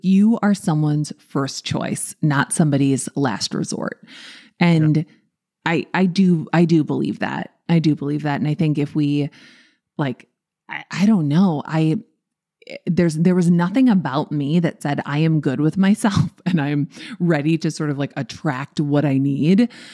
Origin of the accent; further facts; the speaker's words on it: Minnesota, United States; I'm from Minnesota.